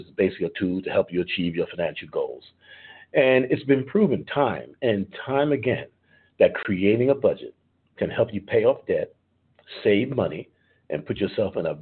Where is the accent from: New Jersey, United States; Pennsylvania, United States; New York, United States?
New York, United States; New York City; now in Atlanta, United States; I've been born and raised in New York City